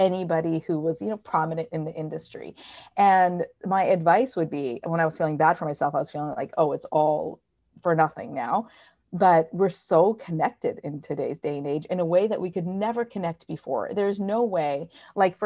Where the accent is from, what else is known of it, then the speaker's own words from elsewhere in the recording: Canada; now in New York, United States; I live in New York and I'm from Canada